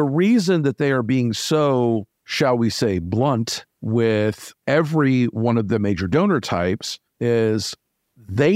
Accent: Florida, United States; I'm from Florida

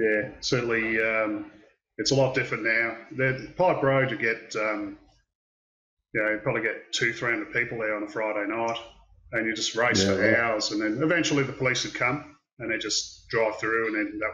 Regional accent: Melbourne, Victoria, Australia; also born or lived in Wales, United Kingdom; now in Albury, Australia; I grew up in Werribee and Hoppers Crossing

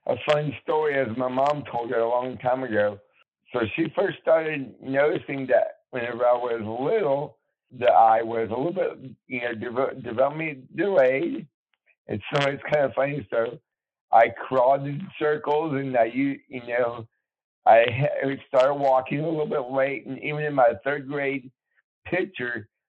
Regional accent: Bandera, Texas, United States; also born or lived in Fort Worth, Texas; I was born in Fort Worth, but my family was raised in near San Antonio in a small town called Bandera

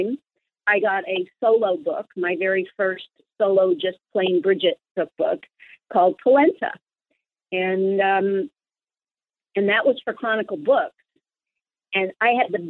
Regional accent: California, United States; moved away as an adult; now in New York, United States; as a Californian, a West Coaster

